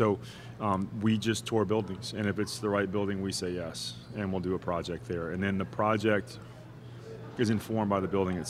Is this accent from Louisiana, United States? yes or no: yes; Houma, Louisiana, United States; I'm from Houma. My parents are both from New Orleans, so my family is primarily here.